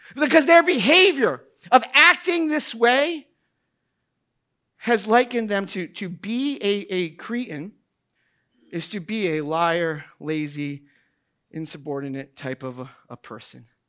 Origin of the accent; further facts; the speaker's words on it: New Hampshire, United States; moved away; I grew up in New Hampshire. Uh, I grew up outside of Boston.